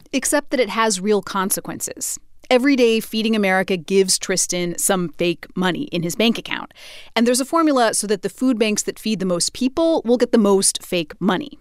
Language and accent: English; Idaho, United States; Idaho, my home state